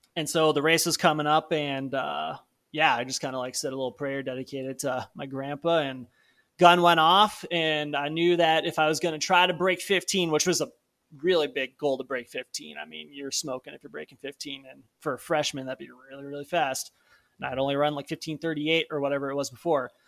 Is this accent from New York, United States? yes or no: no; Palatine, Illinois, United States; my hometown of Palatine